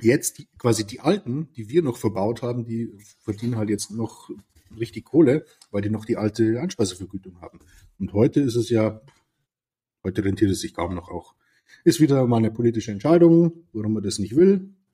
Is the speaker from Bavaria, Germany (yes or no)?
yes; Lower Bavaria, Germany; first language Bavarian; German is a second language; da ich aus Niederbayern komme